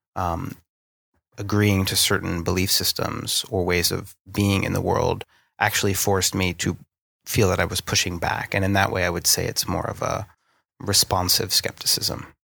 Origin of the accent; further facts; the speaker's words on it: Northeast, United States; accent: American; moved away as an adult; now in London, United Kingdom; the place that I grew up in the Northeast